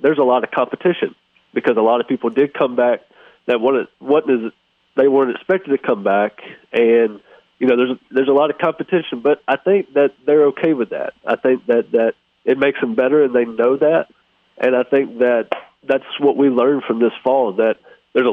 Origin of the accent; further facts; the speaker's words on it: Hattiesburg, Mississippi, United States; this is my hometown. I grew up in Hattiesburg